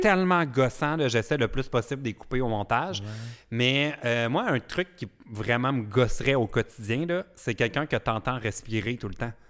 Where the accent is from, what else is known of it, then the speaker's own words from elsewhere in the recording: Vaudreuil-sur-le-Lac, Quebec, Canada; je me suis rapproché de la Montérégie, mais, euh, je viens de Vaudreuil, euh, d'Orion. Vaudreuil sur le lac